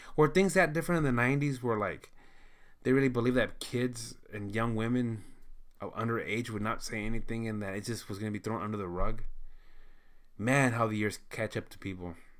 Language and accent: English; United States; I know that I'm, I'm American.